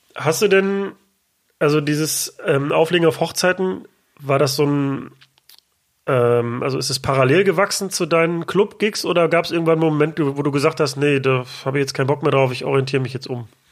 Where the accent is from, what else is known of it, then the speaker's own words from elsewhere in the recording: Ruhr area, North Rhine-Westphalia, Germany; ich komme aus dem Ruhrgebiet